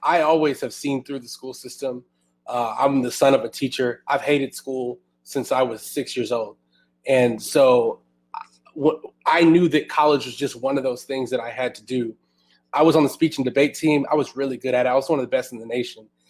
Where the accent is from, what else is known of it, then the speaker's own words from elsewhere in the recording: Houston, Texas, United States; now in Austin, United States; I'm originally from Houston, and I'm itching to move back to my hometown